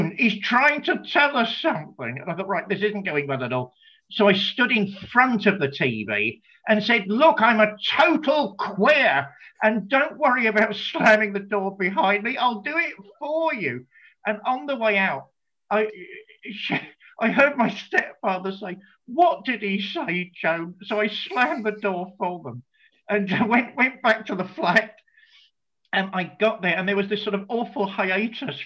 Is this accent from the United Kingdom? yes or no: yes; United Kingdom; us being British.